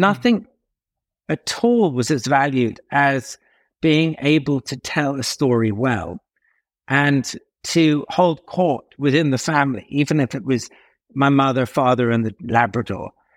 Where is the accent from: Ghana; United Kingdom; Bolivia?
United Kingdom; near Tunbridge Wells, South East England; now in Casablanca, Morocco; I had a very, very odd childhood, and a lot of it took place, as you said, um, in the southeast of England, near Tunbridge Wells